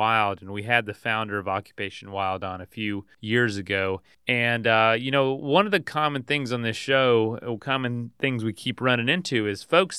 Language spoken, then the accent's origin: English; Polk County, Florida, United States; I'm from Polk County